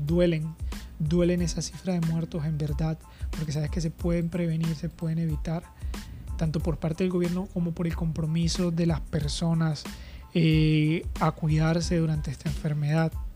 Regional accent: Colombia; en mi país

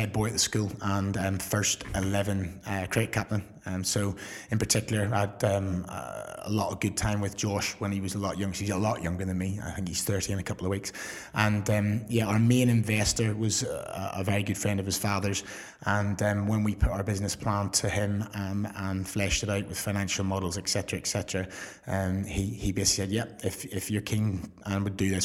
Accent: Belfast, Northern Ireland, United Kingdom; moved away as an adult; also born or lived in Surrey; now in England; I came across from Belfast for a week and never really been home

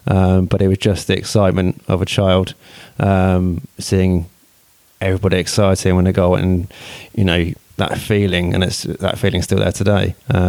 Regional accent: Winchester, South East England, United Kingdom; I'm born and bred in Winchester.

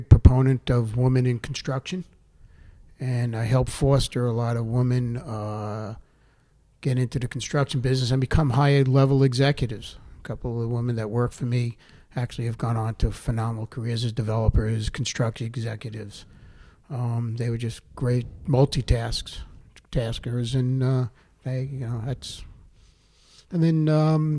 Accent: Oceanside, United States; growing up in Oceanside

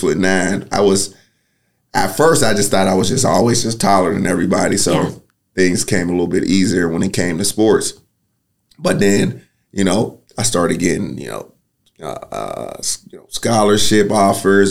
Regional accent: Pittsburgh, Pennsylvania, United States; moved away as an adult; also born or lived in Michigan; now in Knoxville, United States; I'm from Pittsburgh, Pennsylvania, born and raised

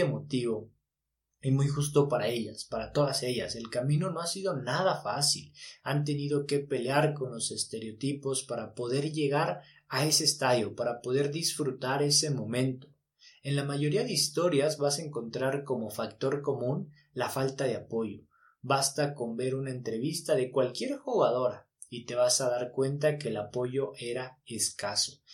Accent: Mexico

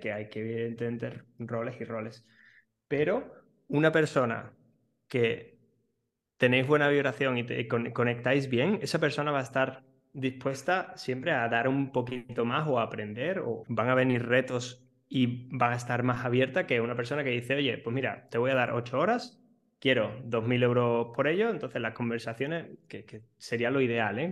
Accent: Seville, Andalusia, Spain; yo justo soy de, Sevilla

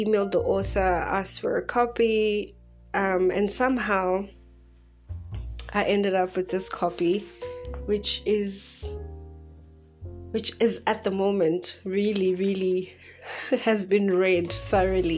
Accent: Bloemfontein, Free State, South Africa; now in Johannesburg, South Africa; I'm from Bloemfontein in a small city situated right in the center of South Africa.

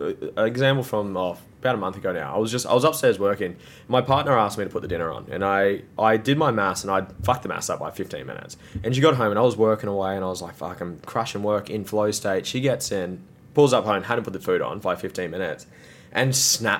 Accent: Gold Coast, Queensland, Australia; born or raised there

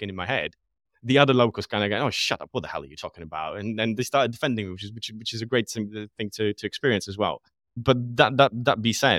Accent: Poland; English is a second language; now in United Kingdom; because Poland was born and raised in Poland, lived in the UK for a big chunk of my time in my life. And I've never had a situation where I felt discriminated as a result of being Polish.

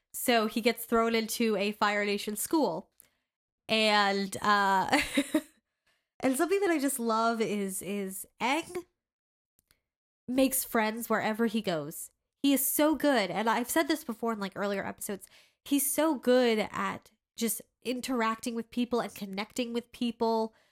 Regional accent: United States; as an American

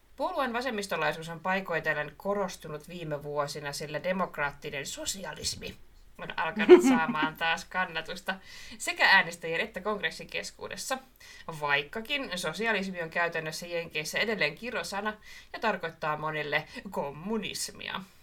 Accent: Marttila, Southwest Finland, Finland; siis Marttila se, mistä mä oon kotoisin

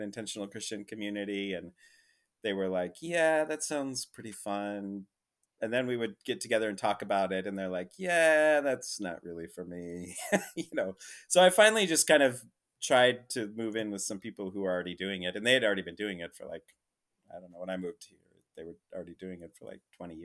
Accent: Rapid City, South Dakota, United States; moved away as an adult; also born or lived in Minneapolis; now in San Francisco, United States; I come from Rapid City, South Dakota

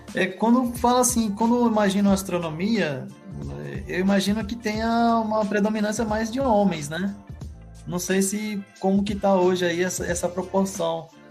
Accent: Maranhão, Brazil; moved away; also born or lived in São Paulo; Eu que sou maranhense

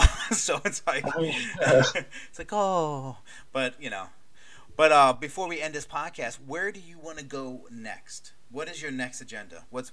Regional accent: Maryland, United States; growing up in Maryland, it's kind of like Maryland extended.

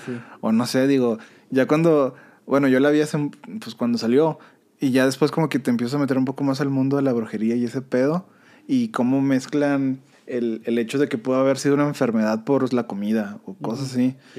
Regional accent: Mexico; como mexicano

